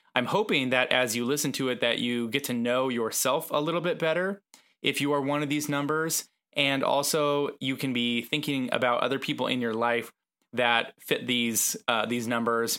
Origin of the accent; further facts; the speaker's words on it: West Coast, United States; moved away; I'm from the West Coast